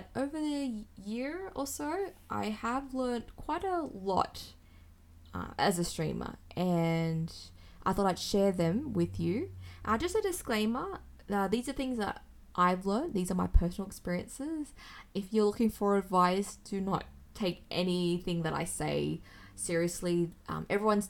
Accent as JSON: {"language": "English", "town": "Sydney", "region": "New South Wales", "country": "Australia", "said": "from Sydney, Australia"}